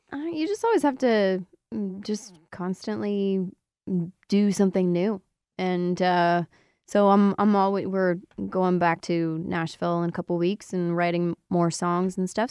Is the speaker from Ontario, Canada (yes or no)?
yes; Windsor, Ontario, Canada; moved away; back in my hometown, Windsor